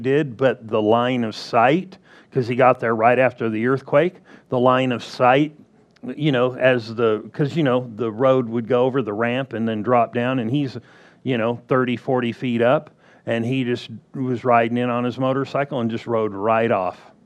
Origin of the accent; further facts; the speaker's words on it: Southern California, United States; I was born and raised in Southern California